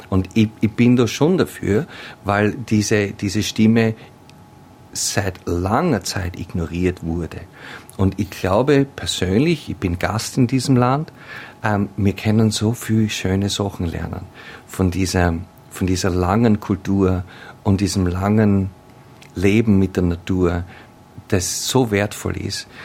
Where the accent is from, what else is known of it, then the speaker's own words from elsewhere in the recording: Australia; ich bin, ich bin Australierin ähm, und ich werde wählen können